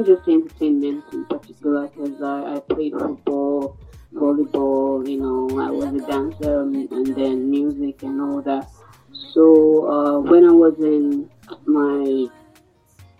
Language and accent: English; Sierra Leone; moved away as an adult; also born or lived in Ghana; now in Accra, Ghana; I would say more from Sierra Leone because I was raised in Sierra Leone.